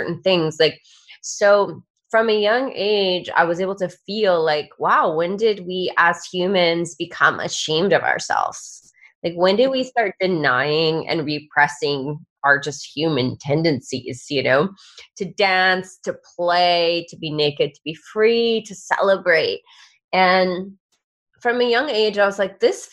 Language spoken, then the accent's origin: English; Georgia, United States; I grew up in the United States in the state of Georgia, and Georgia is in the South.